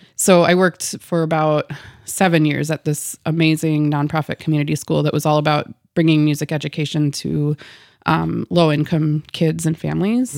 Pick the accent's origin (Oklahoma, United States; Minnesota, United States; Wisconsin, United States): Minnesota, United States; Dundas; now in Fergus Falls, United States; was born and raised in Dundas, Minnesota